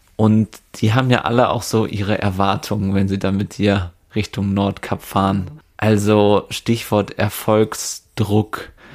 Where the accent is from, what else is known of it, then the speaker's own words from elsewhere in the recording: Werther, North Rhine-Westphalia, Germany; Von Werther Westfalen aus, wo ich herkomme